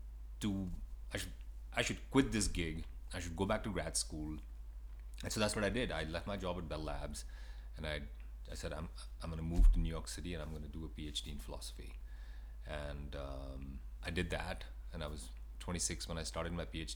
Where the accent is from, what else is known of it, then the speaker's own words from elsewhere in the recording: India; moved away as an adult; now in United States; I was born in India, and I moved to the States when I was 20 years old.